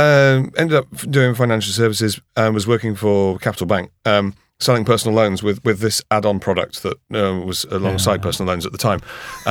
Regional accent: Harrogate, Yorkshire and the Humber, United Kingdom; I come from Harrogate, which is a little pocket of Surrey in up north.

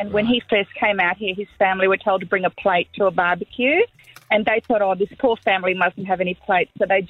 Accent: Sri Lanka; now in Waterford West, Australia; I'm from Sri Lanka

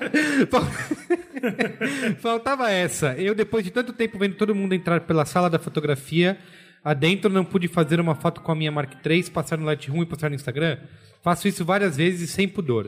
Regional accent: Brazil

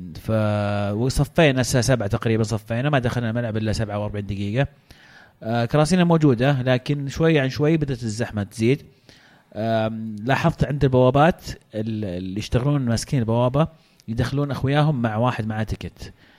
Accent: Saudi Arabia; عندنا في السعوديه

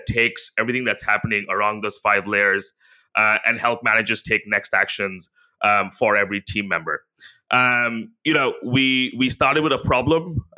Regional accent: India; now in Singapore; Yeah, so, you know, I live in Singapore with my wife, where we both grew up in Asia. So I grew up in India.

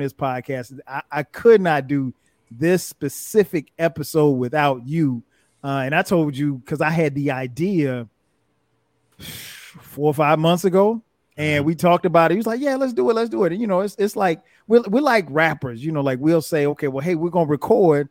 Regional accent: South Carolina, United States; We didn't have a bias in South Carolina, you know, growing up listening to whatever.

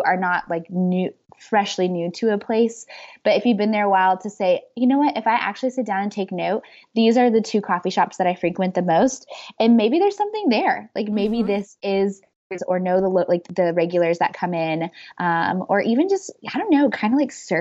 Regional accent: Midwest, United States; moved away; I grew up in the Midwest

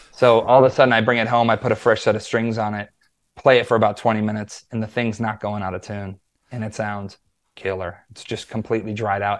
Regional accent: Wisconsin, United States; also born or lived in Los Angeles; now in Nashville, United States; I grew up in Wisconsin, which is like you know, the Midwest

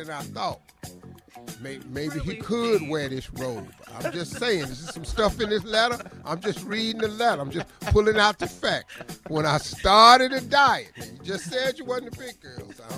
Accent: Cleveland, Ohio, United States; I'm from Cleveland

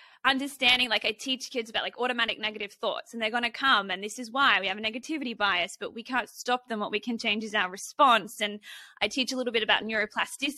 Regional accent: Australia; as an Aussie

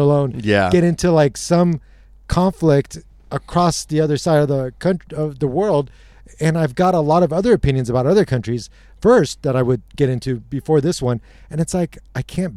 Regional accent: United States; also born or lived in England; I was born in England, and I've been raised here my whole life

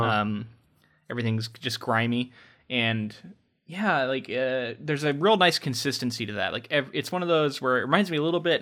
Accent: Florida, United States; We grew up in like a small town in Florida

